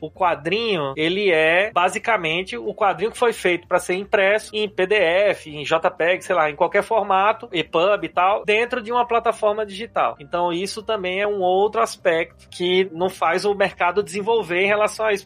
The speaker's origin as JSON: {"language": "Portuguese", "region": "Paraíba", "country": "Brazil", "moved": "as an adult", "lives_now": "São Paulo, Brazil", "said": "eu sou lá da Paraíba, né? Tô aqui em São Paulo já faz oito anos"}